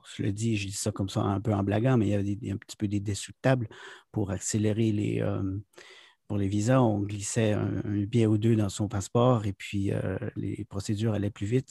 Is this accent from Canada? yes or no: yes; Quebec, Canada; moved away as an adult; now in South Korea; je suis originaire du Québec